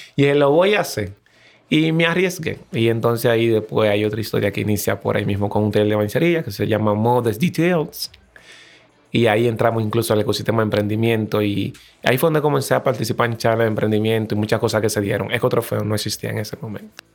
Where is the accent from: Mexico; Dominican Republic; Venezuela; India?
Dominican Republic; Los Frailes, Las Américas, Distrito Nacional; cuando tú vienes de un barrio, me acuerdo que fue en Los Frailes, en las Américas